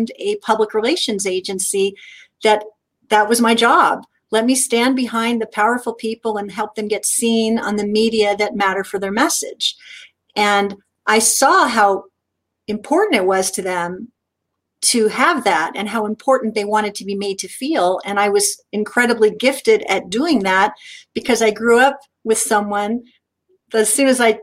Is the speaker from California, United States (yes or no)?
yes; Southern California, United States; as a kid growing up in Southern California